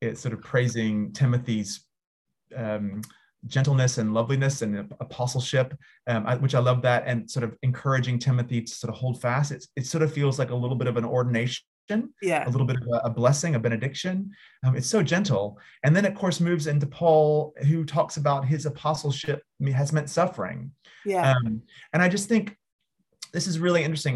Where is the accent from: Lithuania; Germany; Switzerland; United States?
United States; as an American